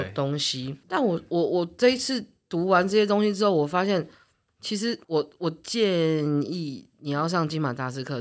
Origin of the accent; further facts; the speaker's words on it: Taiwan; 我们现在台湾演员